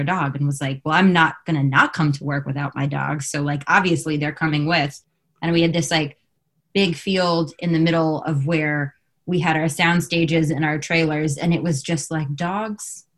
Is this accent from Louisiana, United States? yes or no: no; Los Angeles, California, United States; I grew up here in Los Angeles, which is where I am currently